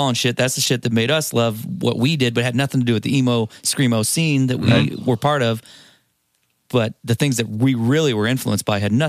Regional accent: St. Louis, Missouri, United States; moved away; also born or lived in California; growing up in St. Louis and all of our friends, because we'd moved away and we lived in California at the time.

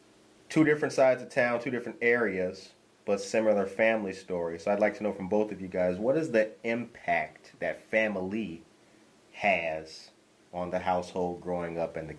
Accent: Harvey, Illinois, United States; also born or lived in west side of Chicago; I grew up in Harvey, but in a real rough time in my life, I stayed on Maypole and Costner at my auntie house on the west side.

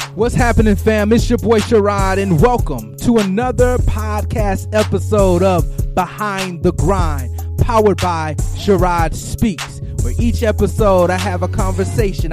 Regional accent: Flint, Michigan, United States; moved away as an adult; also born or lived in Lansing, Michigan / Detroit, Michigan; now in Georgia, United States; born and raised in Flint, all of those things in Michigan

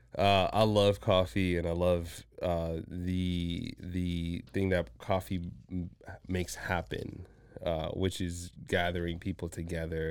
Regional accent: Washington, Virginia, DMV area, United States; also born or lived in Zambia / Mozambique; spent majority of my upbringing in, um, the D M V area

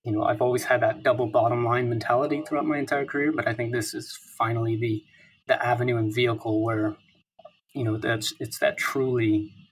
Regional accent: Midwest, United States; moved away as an adult; also born or lived in New York City / Hong Kong / Singapore / London; born and raised in the Midwest

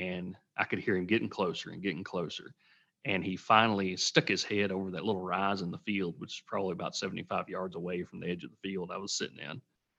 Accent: Tennessee, United States; Yeah, I am from Tennessee, grew up there.

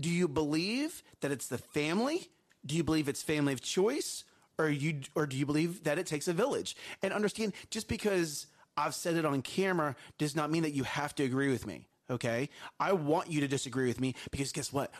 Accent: Texas, United States; We are from Texas. We do live in Texas.

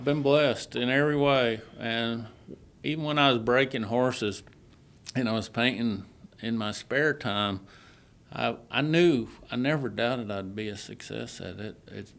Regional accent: Texas, United States; I'm from Texas.

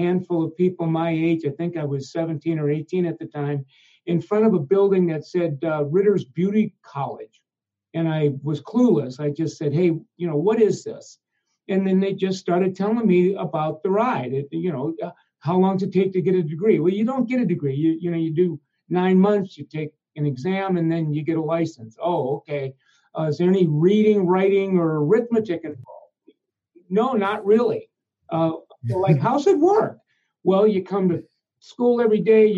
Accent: Minneapolis, Minnesota, United States; also born or lived in Omaha, Nebraska; in the second grade, we moved to Minneapolis, St. Paul, and then, you know, a new housing project.

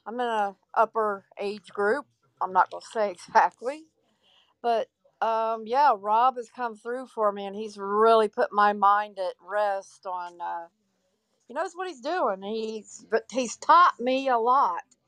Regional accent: Ohio, United States; I'm from Ohio

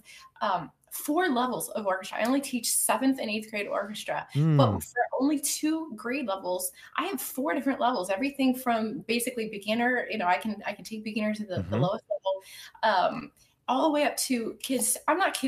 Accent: Pennsylvania, United States; now in Virginia, United States; I grew up in Pennsylvania, actually, mm-hmm. right on the border between Pennsylvania and Maryland, on a fruit orchard

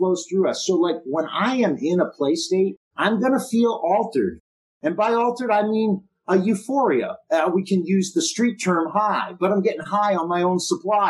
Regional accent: Boston, Massachusetts, United States; I grew up in Boston.

